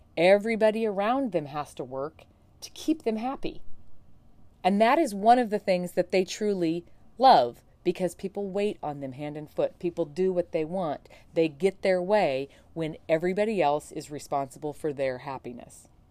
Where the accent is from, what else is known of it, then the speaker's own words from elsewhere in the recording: Montana, United States; my home state, from Montana